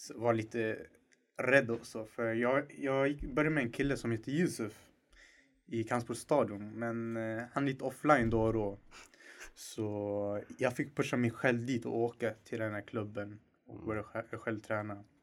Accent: Stockholm, Stockholm County, Sweden; Jag är 21 år gammal, jag är från Husby.

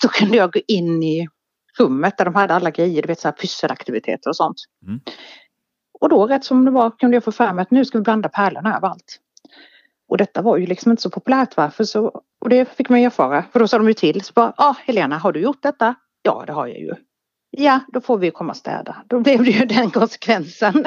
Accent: Halland County, Sweden; Jag är född i Halland. År 76

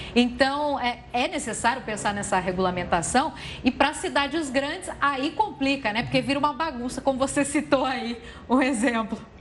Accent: São João da Boa Vista, São Paulo, Brazil; moved away; na minha cidade de origem, São João da Boa Vista

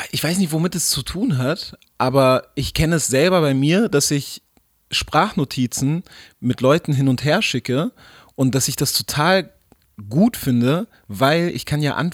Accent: East Germany, Germany; Ey, also ich, ich komme ja noch ganz anders her. Ich bin

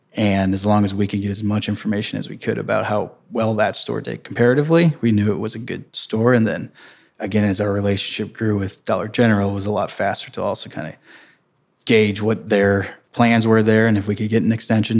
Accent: St. Peters, Missouri, United States; I grew up in Saint Peter's, Missouri. which is thirty minutes west of downtown Saint Louis, Saint Charles County

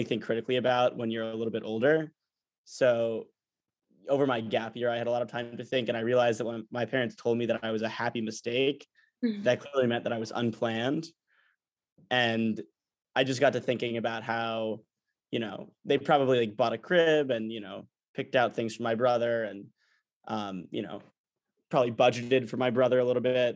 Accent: New York City, New York, United States; also born or lived in Atlanta, Georgia; I'm from New York City, born in Atlanta, Georgia.

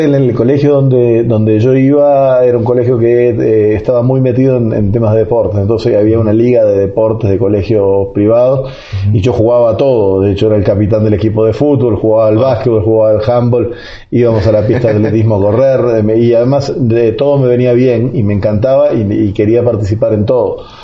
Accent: Montevideo, Uruguay; moved away as an adult; now in Guatemala; nací hace 49 años en Montevideo, la capital de Uruguay

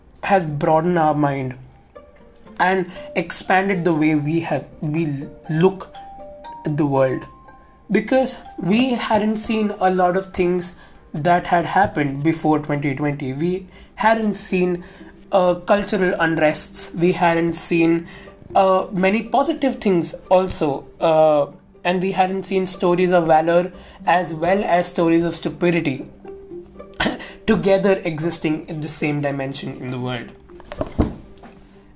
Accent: Mumbai, Maharashtra, India; I am from Mumbai

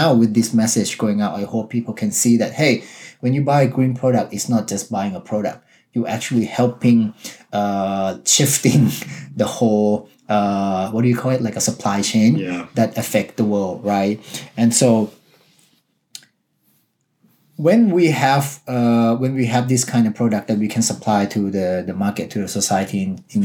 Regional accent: Thailand; I'm from Thailand. I watched Muay Thai growing up

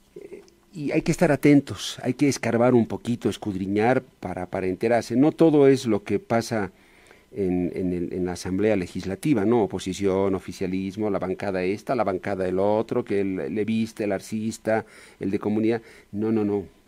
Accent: Bolivia; todos como bolivianos hay que ponerle el hombro al país

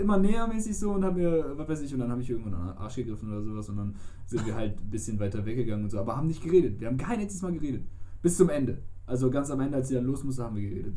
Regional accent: Germany; wir kommen aus Deutschland

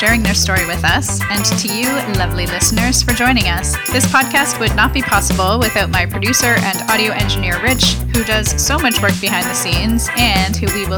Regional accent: Toronto, Ontario, Canada; I grew up in Scarborough, which was like very diverse population

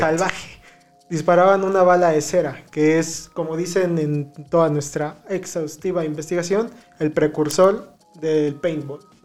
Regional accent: Mexico

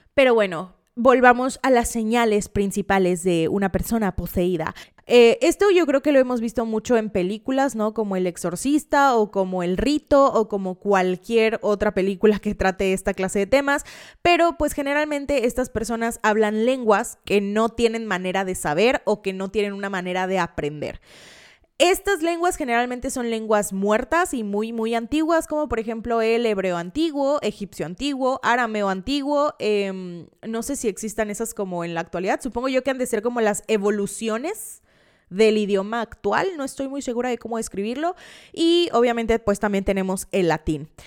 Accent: Veracruz, Mexico; Yo soy del estado de Veracruz y vengo a romper el mito de que en Veracruz todos hablan ají, em, que no les mentiré, a veces sí se me sale

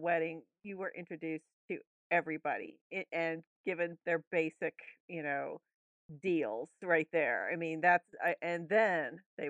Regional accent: Columbus, Mississippi, United States; I grew up in Columbus, Mississippi, which is tiny.

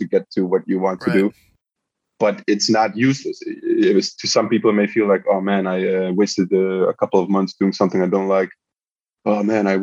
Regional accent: Netherlands; also born or lived in Belgrade, Serbia; my parents moved to Holland. And I had a pretty chill childhood. I mean, everything was okay in Holland

